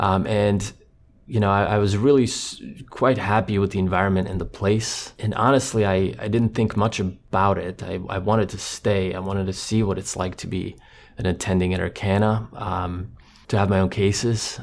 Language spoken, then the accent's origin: English; Croatia; English is a second language; moved away; he grew up in Croatia in a similar environment that I did. He was on the coast, I was more inland